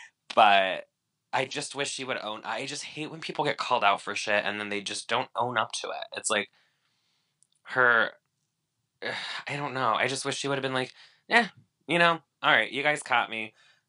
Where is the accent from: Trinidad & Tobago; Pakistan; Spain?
Spain; also born or lived in Boston, United States; Yeah, I was born in Boston. Like, that's true. I did spend a lot of my childhood in Spain.